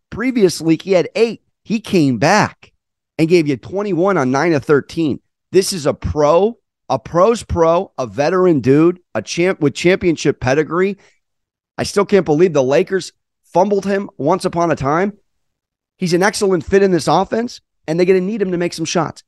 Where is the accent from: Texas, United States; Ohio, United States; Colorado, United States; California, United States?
California, United States; San Diego; I'm from San Diego, but I do have three generations of New York in my family.